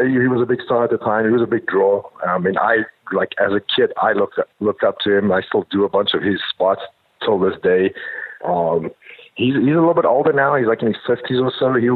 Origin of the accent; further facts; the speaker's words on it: South Africa; moved away as an adult; growing up in South Africa